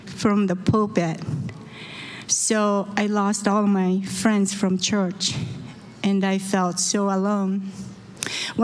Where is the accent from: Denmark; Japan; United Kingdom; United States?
Japan; Osaka; moved away; I was born in Osaka, Japan.